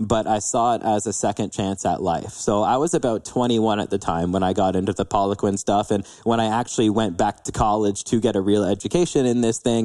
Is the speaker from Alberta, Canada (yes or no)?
no; London, Ontario, Canada; born and raised in London, Ontario